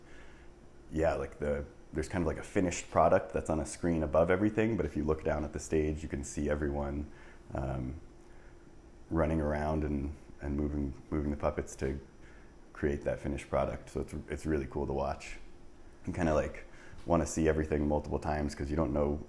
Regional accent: New Jersey, United States; moved away as an adult; also born or lived in Canada; now in Chicago, United States; I'm originally from New Jersey. So I was born and raised. Was there until I guess like 18

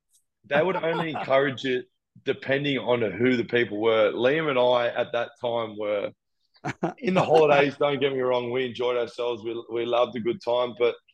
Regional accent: Gold Coast, Queensland, Australia; born or raised there; also born or lived in Brisbane

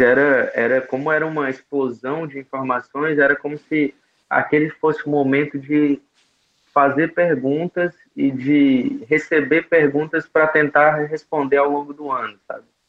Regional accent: Bela Cruz, Ceará, Brazil; now in Jericoacoara, Brazil; eu nasci em Bela Cruz, essa cidadezinha de pouco mais de 30 mil habitantes no interior do Ceará

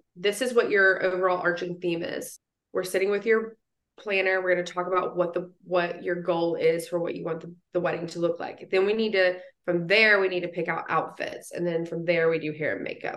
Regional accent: West Virginia, United States; I'm from West Virginia

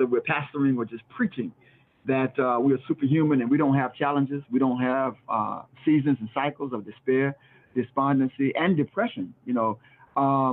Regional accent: South Florida, United States; now in York, United States; I'm from South Florida

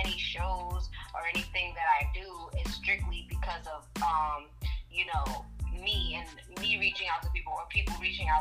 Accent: Rhode Island, United States; I'm from Rhode Island

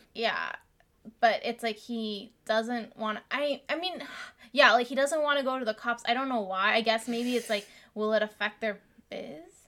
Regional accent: United States; also born or lived in Vietnam; We moved to America when I was 5 from Vietnam

